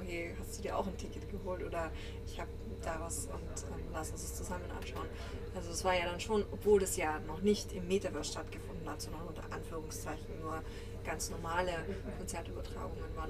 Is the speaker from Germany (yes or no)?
no; Graz, Styria, Austria; Ich komme ja aus Graz, aus einer kleinen Stadt in Österreich, also die zweitgrößte